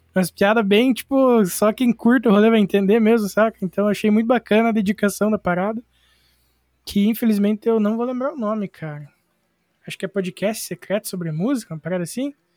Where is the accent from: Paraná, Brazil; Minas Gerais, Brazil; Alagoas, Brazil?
Paraná, Brazil; Irati; eu sou de Irati, no Paraná